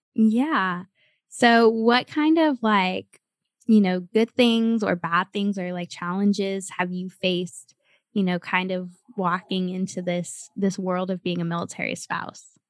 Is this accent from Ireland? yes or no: no; United States; moved away; also born or lived in Cleveland / San Antonio; I grew up in Cleveland and San Antonio